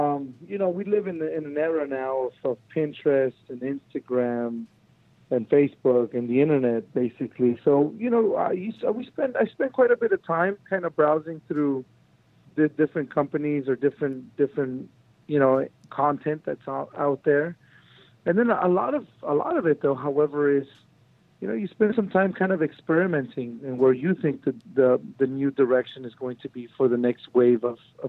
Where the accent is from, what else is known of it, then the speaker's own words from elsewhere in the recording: Long Beach, California, United States; also born or lived in Mexico / Compton; I came here to the United States when I was about a year and a half. Grew up in Long Beach in Compton.